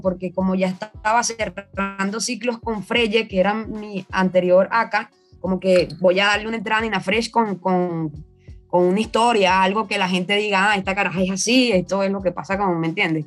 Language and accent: Spanish; Venezuela; moved away as an adult; also born or lived in Caracas; now in Lima, Peru; cuando salí de allá de Venezuela